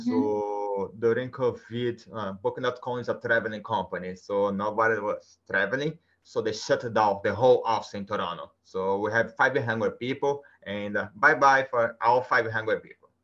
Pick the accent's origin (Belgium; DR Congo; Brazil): Brazil; first language Portuguese; English is a second language; moved away as an adult; now in Canada; I'm from Brazil.